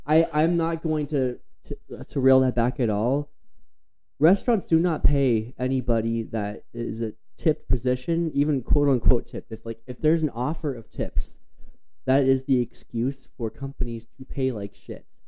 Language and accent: English; Flagstaff, Arizona, United States; growing up in Flagstaff